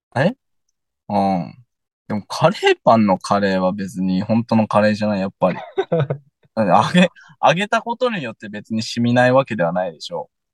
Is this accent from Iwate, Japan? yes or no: yes; Yahaba, Iwate, Japan; 俺の実家は、あの、薬王堂の本店の真横です